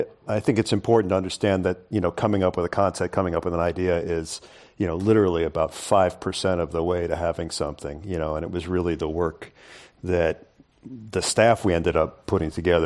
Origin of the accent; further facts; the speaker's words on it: New York, United States; when I was a kid, I grew up in New York